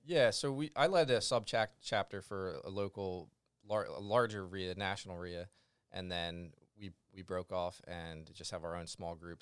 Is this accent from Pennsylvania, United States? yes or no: yes; Glen Mills, Pennsylvania, United States; I'm from Glen Mills, which is right next to Westchester.